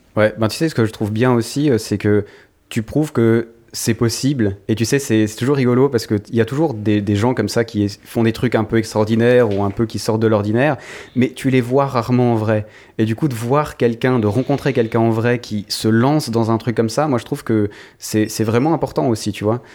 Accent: Switzerland; en tant que Suisse

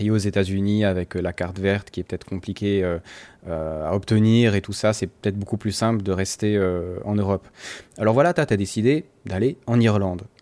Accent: France; En tant que Français

